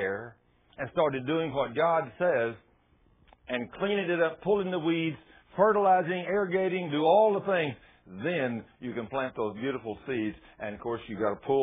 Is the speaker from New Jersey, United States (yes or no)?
no; Goldthwaite, Texas, United States; born or raised there; moved away